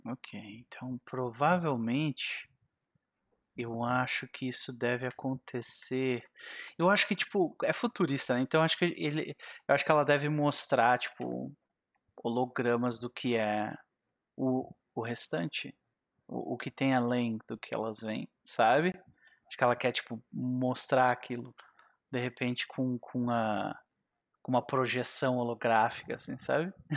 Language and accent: Portuguese; South Region, Brazil; eu sou do Sul